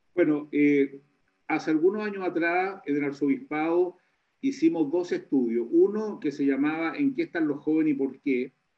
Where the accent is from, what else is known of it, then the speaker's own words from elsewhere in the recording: Chile; como chilenos